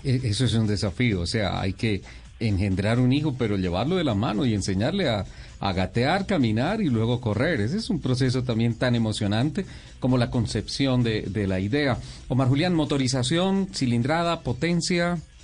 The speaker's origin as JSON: {"language": "Spanish", "country": "Colombia", "said": "como colombiano"}